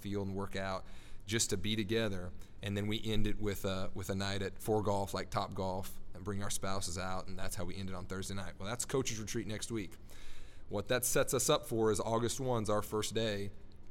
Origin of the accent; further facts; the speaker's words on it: Nebraska, United States; moved away; I'm from Nebraska originally